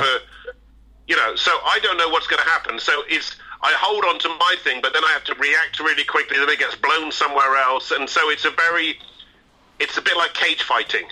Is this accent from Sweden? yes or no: no; Bristol, South West England, United Kingdom; growing up in Bristol